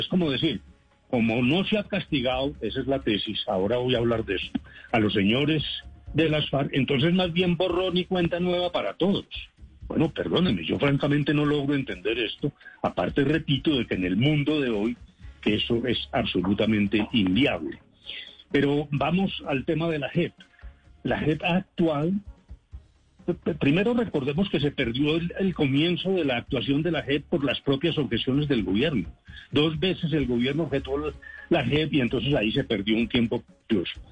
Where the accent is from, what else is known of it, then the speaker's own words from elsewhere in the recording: Colombia; como colombiano